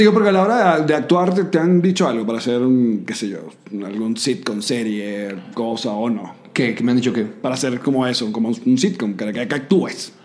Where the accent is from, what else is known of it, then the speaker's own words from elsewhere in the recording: Venezuela; el venezolano